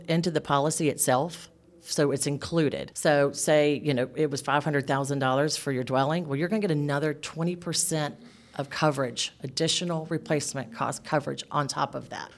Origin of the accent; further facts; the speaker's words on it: south Georgia, United States; now in Northeast Georgia, United States; I was actually born and raised in Bonnie, or Georgia